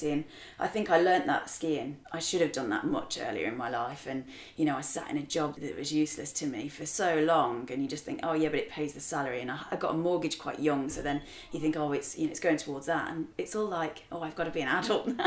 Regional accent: England, United Kingdom; accent: English

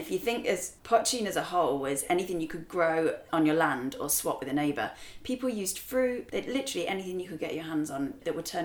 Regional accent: England, United Kingdom; accent: English

